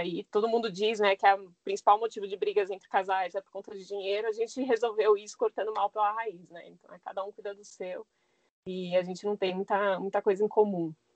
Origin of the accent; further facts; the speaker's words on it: São Paulo, Brazil; moved away; minha infância foi na Zona Norte de São Paulo